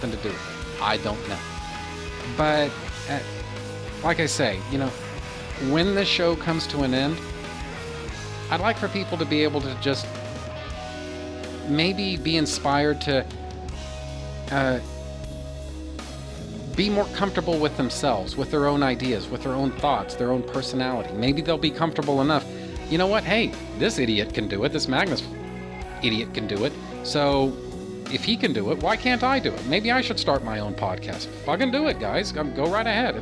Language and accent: English; United States; as an American culture